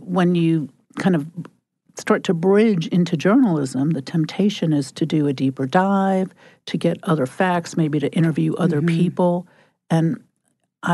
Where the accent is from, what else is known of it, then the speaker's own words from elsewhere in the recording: New York, United States; I used to listen to the radio growing up in New York